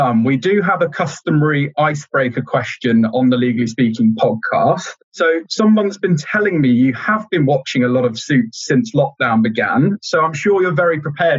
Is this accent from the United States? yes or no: no; Leicester, East Midlands, United Kingdom; moved away; also born or lived in Leeds; I'm actually from Leicester originally and I studied in Leeds